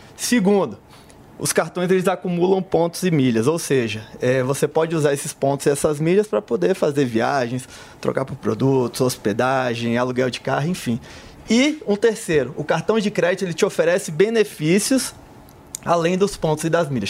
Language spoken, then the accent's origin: Portuguese; Salvador, Bahia, Brazil; Sou de Salvador